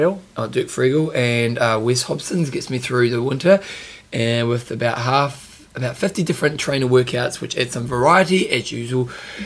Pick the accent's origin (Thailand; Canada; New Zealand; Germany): New Zealand